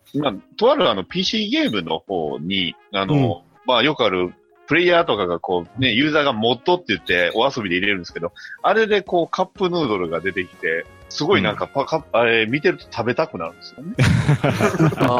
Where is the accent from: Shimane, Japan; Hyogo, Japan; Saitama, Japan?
Hyogo, Japan; Kobe; 僕、神戸なんですけど